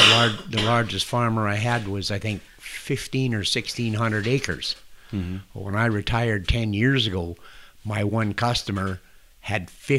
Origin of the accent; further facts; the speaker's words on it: Humboldt, Saskatchewan, Canada; I can remember when I was a kid, born and raised in Humboldt